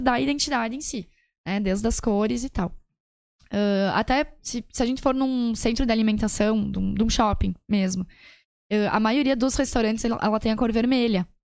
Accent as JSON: {"language": "Portuguese", "town": "Serafina Corrêa", "region": "Rio Grande do Sul", "country": "Brazil", "said": "Eu sou de Serafina, eu trabalho lá"}